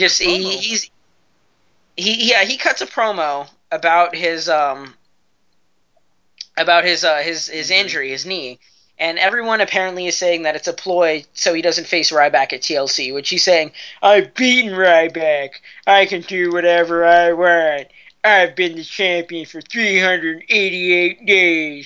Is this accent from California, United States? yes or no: yes; California, United States; I'm from California